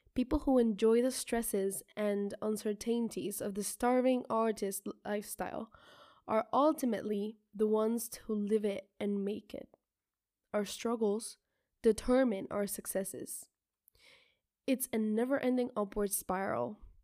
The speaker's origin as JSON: {"language": "Spanish", "country": "Colombia", "tie": "born or raised there", "said": "yo nací en Colombia y tengo a mis dos padres"}